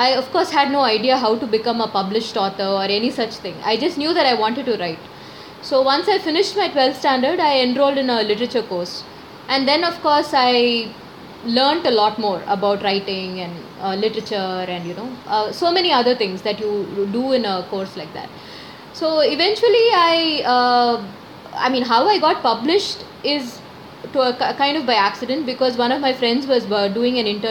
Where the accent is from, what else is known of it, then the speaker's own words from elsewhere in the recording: Chennai, Tamil Nadu, India; I'm a Malayali, but I was born and brought up in Chennai